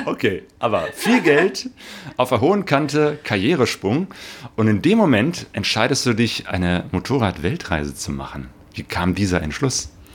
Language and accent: German; Cologne, North Rhine-Westphalia, Germany; now in Essen, Germany; nach Köln, meiner Geburtsstadt